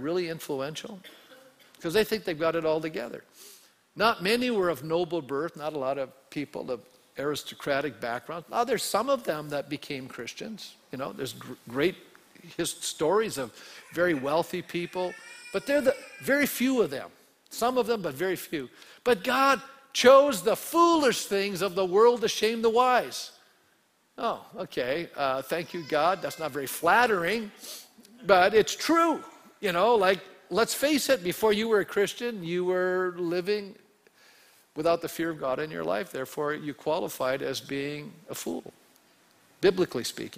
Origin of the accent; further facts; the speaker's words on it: Canada; I was born a male in Canada. Okay, in the 1950s